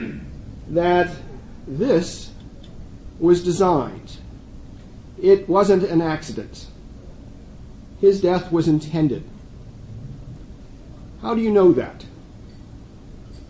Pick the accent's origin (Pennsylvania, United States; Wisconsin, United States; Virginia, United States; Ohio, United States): Pennsylvania, United States; Allentown; It's my hometown.